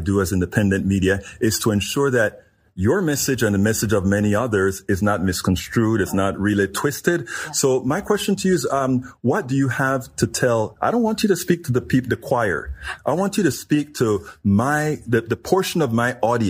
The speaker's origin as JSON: {"language": "English", "country": "Panama", "moved": "yes", "lives_now": "United States", "said": "I am from Panama, Central America."}